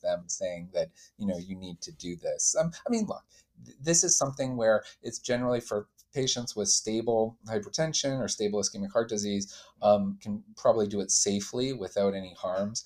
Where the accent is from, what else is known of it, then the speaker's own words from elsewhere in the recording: Calgary, Alberta, Canada; I'm from Calgary, Canada